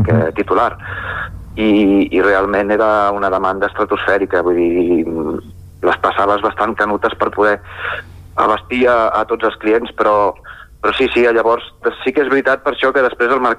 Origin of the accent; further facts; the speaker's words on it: Barcelona, Catalonia, Spain; also born or lived in Collbató; now in Sora, Spain; jo sóc nascut a Barcelona eh, i he viscut bastants anys a, a Collbató, que és un, un poble que hi ha al costat de, bueno, a prop de Barcelona, a la, a la muntanya Montserrat